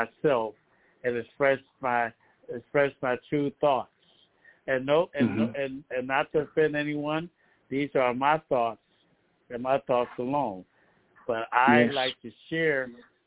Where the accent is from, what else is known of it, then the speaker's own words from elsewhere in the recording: Philadelphia, Pennsylvania, United States; now in Lancaster, United States; I come from Philadelphia, PA.